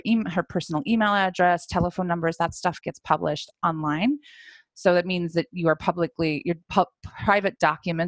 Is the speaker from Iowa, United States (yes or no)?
yes; Iowa, United States; I'm from Iowa